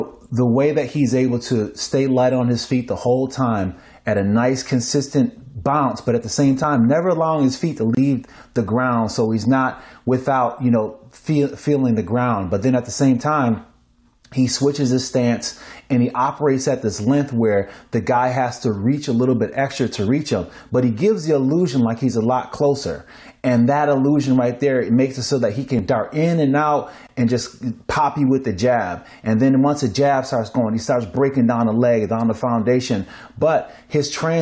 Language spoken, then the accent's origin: English; Niagara Falls, New York, United States; moved away; I'm from Niagara Falls, New York.